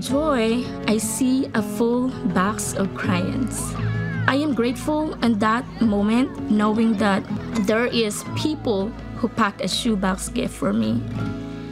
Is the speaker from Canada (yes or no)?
no; Philippines; I was born in the Philippines and growing up in a poor family and living in a tiny house, no stove